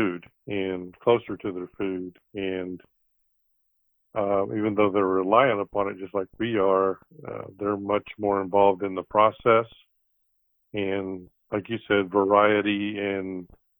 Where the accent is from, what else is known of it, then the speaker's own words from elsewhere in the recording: Mississippi, United States; moved away as an adult; also born or lived in Florida; I'm from Mississippi.